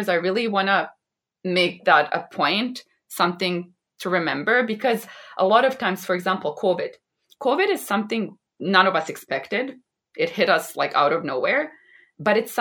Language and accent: English; Vancouver, British Columbia, Canada; also born or lived in Bosnia and Herzegovina; I was born in a small country in the Balkans, in Bosnia and Herzegovina. And then we immigrated to Canada and I grew up here in Vancouver, British Columbia.